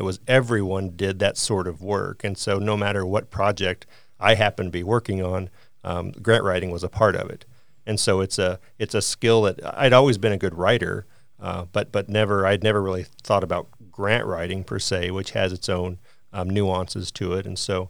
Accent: Harrisonville, Missouri, United States; So I came to school from Harrisonville, Missouri, and I was involved in the arts heavily

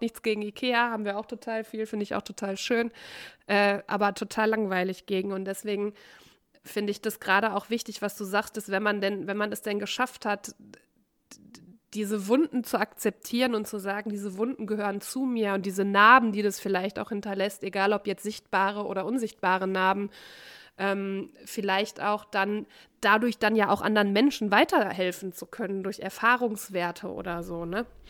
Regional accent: North Rhine-Westphalia, Germany; now in Cologne, Germany; aus dem Kaff, wo ich herkomme, vom Niederrhein

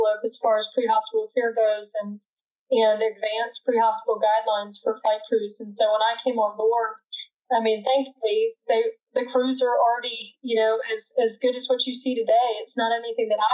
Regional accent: South Carolina, United States; I grew up in South Carolina, did all of my training for medical school and residency there in South Carolina

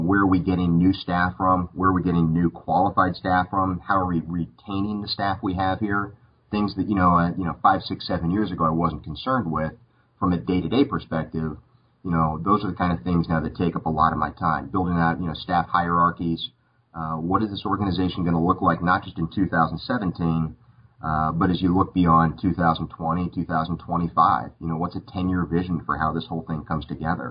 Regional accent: Tucson, Arizona, United States; moved away as an adult; now in North Carolina, United States; I was born in Tucson

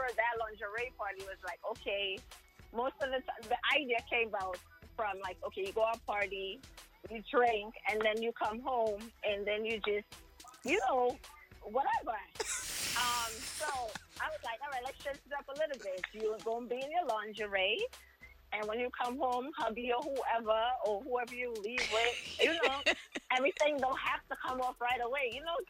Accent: Jersey City, New Jersey, United States; Yeah, I'm from Jersey City.

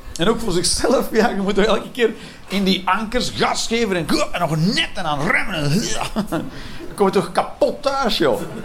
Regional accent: Belgium; elke Belg

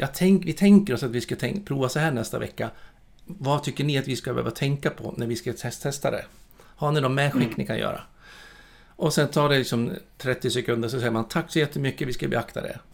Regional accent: Borlänge, Dalarna County, Sweden; moved away; jag är född och uppvuxen i Borlänge

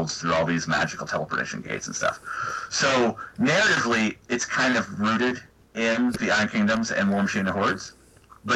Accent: Kansas City, United States; moved away as an adult; also born or lived in St. Louis; I used to live in the Midwest. I'm from the Kansas City area

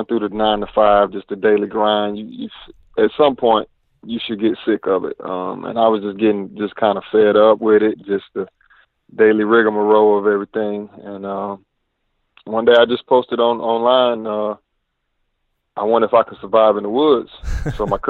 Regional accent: Asheville, North Carolina, United States; I grew up in Asheville, North Carolina

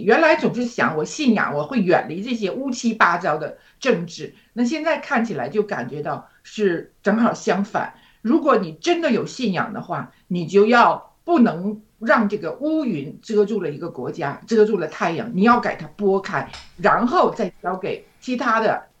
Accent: China; now in Australia; 而我们中国人呢，却一直是，呃，崇尚西方

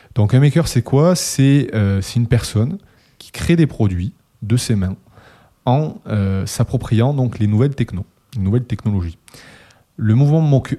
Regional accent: Toulouse, Occitania, France; le vieux de la bande, toujours présent, euh, toulousain aussi

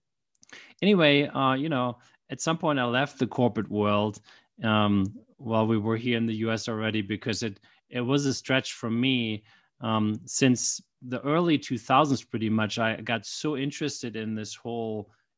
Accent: Germany; now in United States; So while I live in the U.S. now with my family, I grew up in Germany. That's where I was born.

